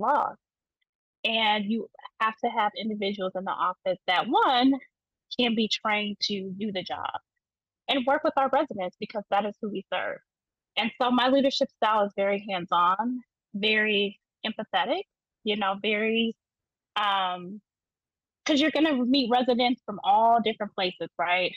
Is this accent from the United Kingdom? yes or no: no; South Bend, Indiana, United States; also born or lived in Chicago, Illinois / Bloomington, Indiana; I'm from South Bend, Indiana. And I was raised in South Bend, originally from Chicago, but I grew up here